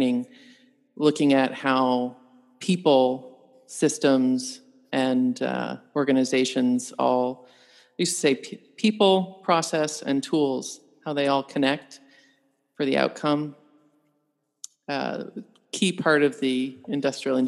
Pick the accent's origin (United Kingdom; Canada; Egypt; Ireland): Canada; moved away; I'm an engineer by training. I'm a Canadian.